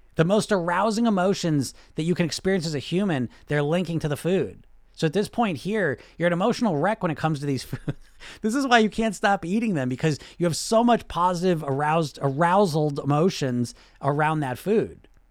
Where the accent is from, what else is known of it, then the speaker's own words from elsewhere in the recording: United States; I grew up in America